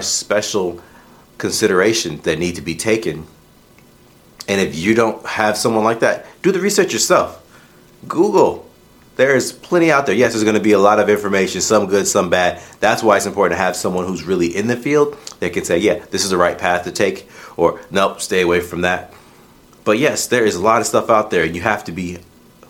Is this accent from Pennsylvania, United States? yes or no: no; Illinois, United States; As a boy growing up in Illinois